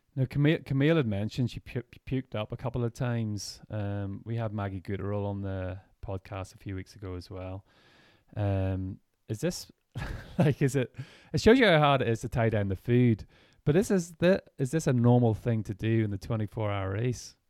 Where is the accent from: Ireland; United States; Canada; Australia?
Ireland; we're from Ireland